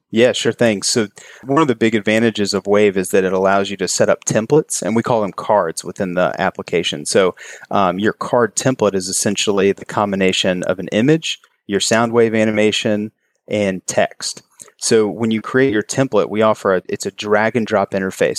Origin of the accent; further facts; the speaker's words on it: Kentucky, United States; moved away as an adult; now in Charleston, United States; I grew up in Kentucky and moved here after college